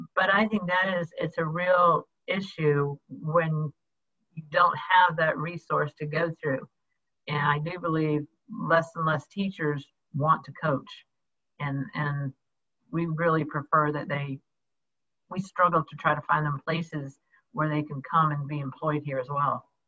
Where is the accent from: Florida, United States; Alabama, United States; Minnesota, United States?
Florida, United States; Jacksonville; also born or lived in New York City / Illinois; I was born in New York City and basically grew up in Jacksonville, Florida